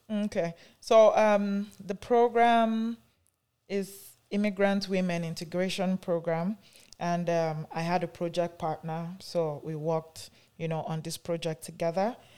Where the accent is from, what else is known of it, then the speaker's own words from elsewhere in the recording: Nigeria; now in Canada; I am from Nigeria, though I live in Canada here.